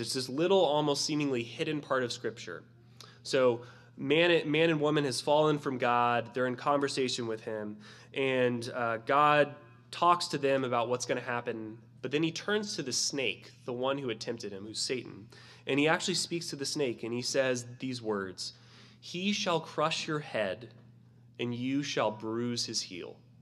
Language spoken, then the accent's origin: English; Florida, United States; I'm from Florida and we had snakes in our gardens all the time.